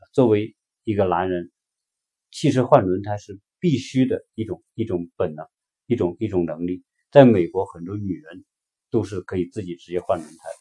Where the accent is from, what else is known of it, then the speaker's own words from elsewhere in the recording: China; 对于我们中国人而言，有一句话说“读万卷书不如行万里路”